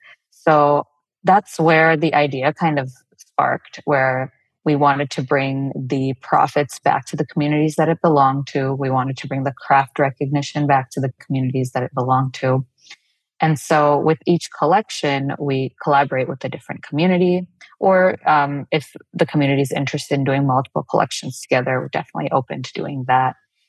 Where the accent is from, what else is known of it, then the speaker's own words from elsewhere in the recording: South India, India; first language Telugu; English is a second language; Tega is a word in my mother tongue, Telugu, which is from the south of India